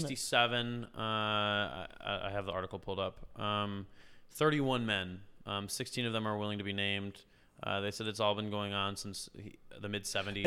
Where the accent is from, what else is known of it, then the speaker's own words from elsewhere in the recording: Concord, United States; I'm at the Concord Classic, my hometown festival